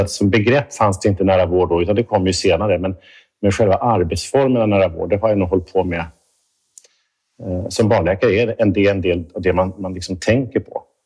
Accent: Stockholm, Stockholm County, Sweden; moved away as an adult; now in Gothenburg, Sweden; jag kommer från Stockholm, är uppvuxen där och, och jobbat där större delen av mitt liv på Karolinska

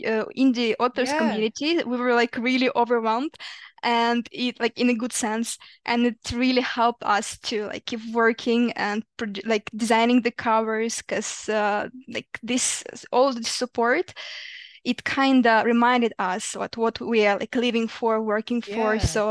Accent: Ukraine; In Ukraine.

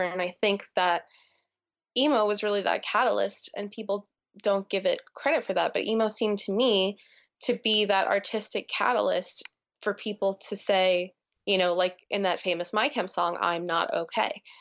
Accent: New Jersey, United States; growing up in New Jersey and what an impact that had on me

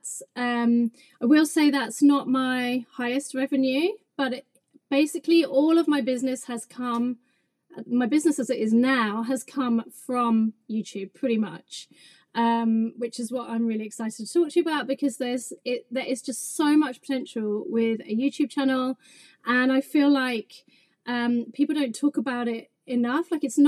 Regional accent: England, United Kingdom; also born or lived in London; I'm English.

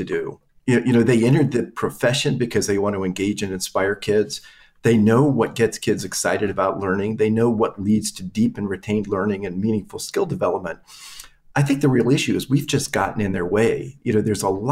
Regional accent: Vienna, Virginia, United States; I grew up in Northern Virginia

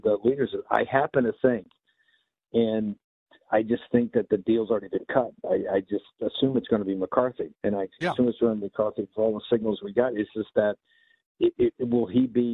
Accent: Richmond, Virginia, United States; I come from Richmond, Virginia. That's my hometown.

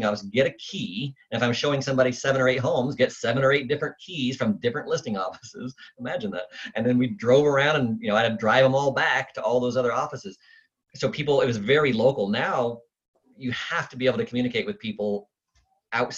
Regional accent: Eugene, Oregon, United States; also born or lived in Bend, Oregon / Portland, Oregon / Idaho; I grew up in Eugene

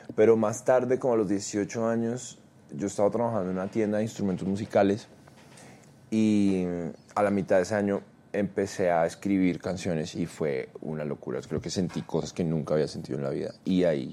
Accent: Bogotá, Colombia; also born or lived in Cartagena; yo nací en Cartagena, pero me crié en Bogotá. Ah, desde muy niño vivo en Bogotá, como desde que tengo tres años

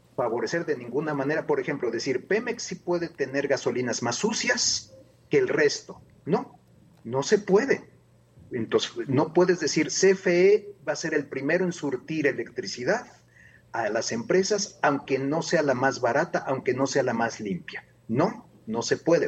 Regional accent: Mexico; no somos los mexicanos

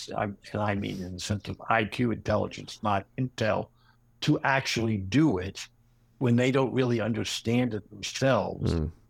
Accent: Washington, District of Columbia, United States; a contemporary Washington satire, my hometown

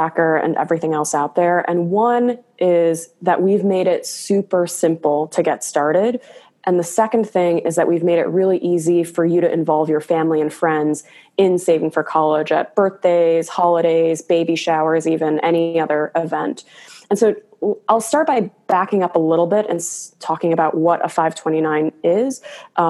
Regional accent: Chicago suburbs, Illinois, United States; moved away as an adult; now in California, United States; I'm originally from the Chicago suburbs, moved out to California

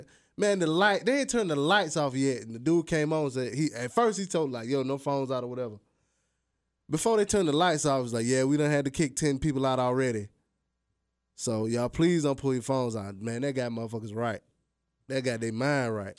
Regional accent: United States; I'm an American, I'm black

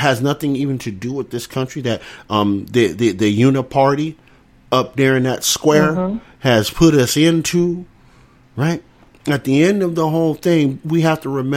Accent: United States

